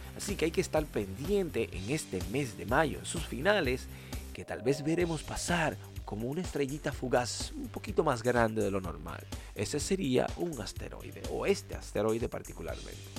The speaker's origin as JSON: {"language": "Spanish", "country": "Dominican Republic", "said": "en mi país, República Dominicana"}